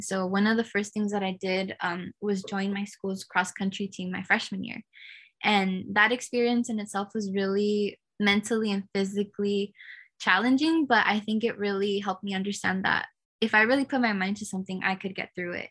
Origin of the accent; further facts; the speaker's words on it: California, United States; I was born and raised in California